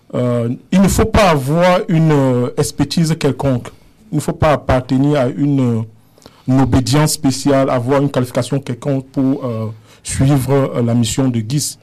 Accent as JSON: {"language": "French", "country": "Cameroon", "tie": "born or raised there", "also_born_or_lived": "Germany", "moved": "yes", "lives_now": "Canada", "said": "je suis né au Cameroun. Euh, où j'ai vécu un peu"}